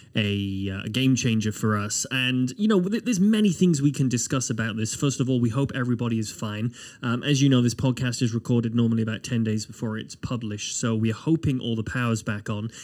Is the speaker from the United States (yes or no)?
no; United Kingdom; now in Nova Scotia, Canada; as a Brit